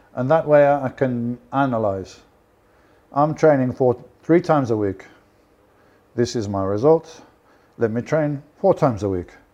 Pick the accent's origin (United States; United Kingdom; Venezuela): United Kingdom; Birmingham, West Midlands; I'm from Birmingham